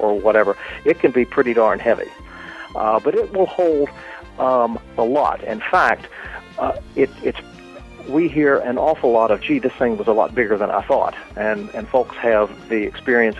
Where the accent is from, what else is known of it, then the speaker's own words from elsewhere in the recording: Kentucky, United States; moved away as an adult; also born or lived in England; although I'm from Kentucky, my family lived in England for about 15 years